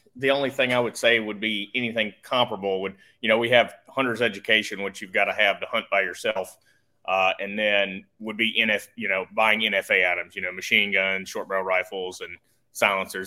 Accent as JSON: {"language": "English", "region": "Tennessee", "country": "United States", "said": "I'm from Tennessee"}